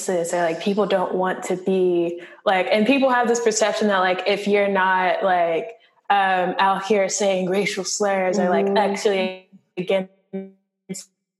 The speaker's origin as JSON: {"language": "English", "town": "Cincinnati", "region": "Ohio", "country": "United States", "moved": "yes", "said": "I'm from Cincinnati"}